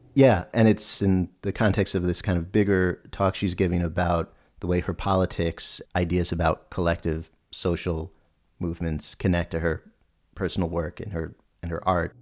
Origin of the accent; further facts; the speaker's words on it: Albany, New York, United States; his and my hometown of Albany, New York